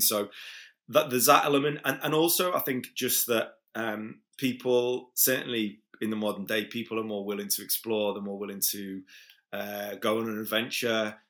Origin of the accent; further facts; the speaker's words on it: Liverpool, North West England, United Kingdom; moved away as an adult; now in Ibiza, Spain; I'm originally from Liverpool, but I live in Ibiza for about twenty years now.